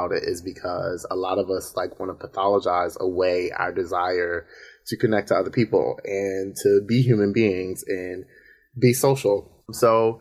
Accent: Baltimore, Maryland, United States; now in Brooklyn, United States; But I am originally from Baltimore. I'm stationed in Brooklyn.

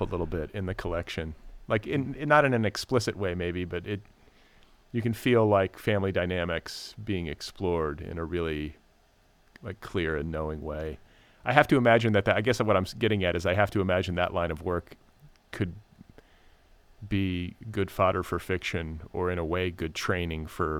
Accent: Midwest, United States; also born or lived in Milwaukee / Indiana; No, okay. I'm from the Midwest.

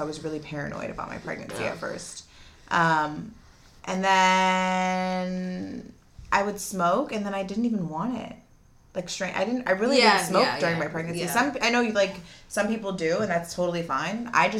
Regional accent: the San Fernando Valley, California, United States; accent: Valley girl; growing up in the Valley at that time, like, I went to Notre Dame.

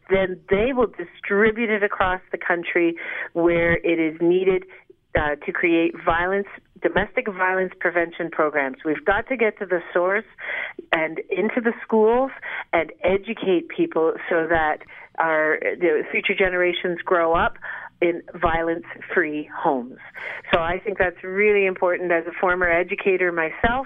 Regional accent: Toronto, Ontario, Canada; also born or lived in Dublin, Ireland; now in Collingwood, Canada; I was born in Dublin, Ireland, on water. I grew up in Toronto, which is on water, and now I live in Collingwood, which is on water.

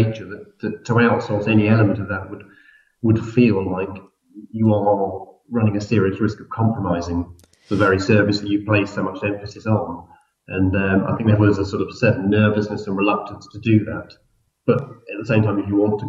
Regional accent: London, United Kingdom; We're based in London, not because it makes sense necessarily, but just because we're from London.

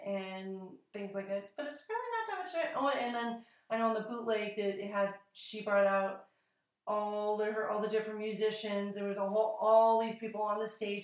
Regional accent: United States; accent: American; my American accent

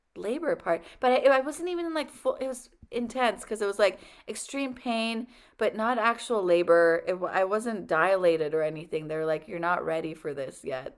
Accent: Iran; now in United States; I was born in Iran in the only Hindu temple

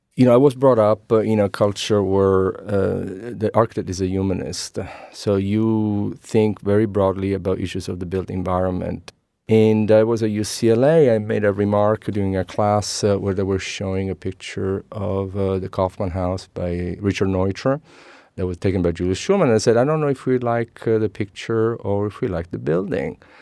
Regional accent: Messina, Sicily, Italy; English is a second language; moved away as an adult; now in San Francisco Bay Area, United States; I am, uh, Italian born, uh, born and raised in Sicily, Messina.

